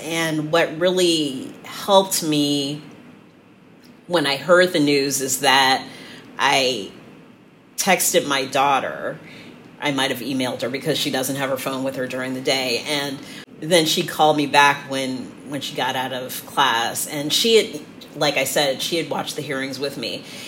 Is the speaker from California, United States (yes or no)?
yes; San Francisco, California, United States; now in Cleveland, United States; I grew up in San Francisco.